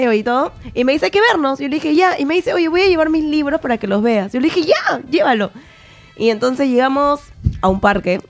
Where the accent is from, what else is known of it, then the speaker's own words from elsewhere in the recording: Peru; accent: Peruvian; moved away as an adult; now in Spain; yo soy peruana